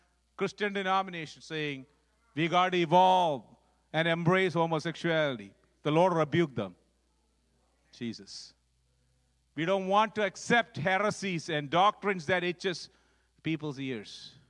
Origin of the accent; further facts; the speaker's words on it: Dubai, United Arab Emirates; I grew up actually in Dubai, in the Middle East, because my dad was running a freight forwarding company there, so we grew up there.